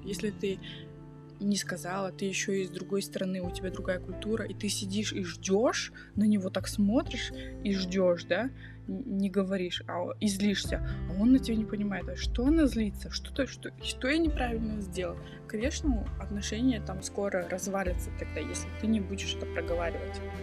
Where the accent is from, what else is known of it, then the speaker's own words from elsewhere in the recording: Kazakhstan; moved away; я из Казахстана, я из другой культуры, и у нас так принято